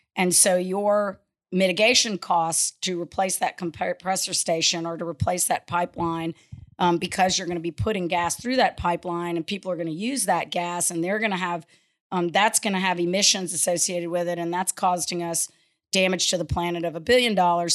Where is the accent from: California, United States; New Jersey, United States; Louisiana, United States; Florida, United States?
Louisiana, United States; Lafayette; I grew up in Lafayette, um, went to high school in the late, you know, seventies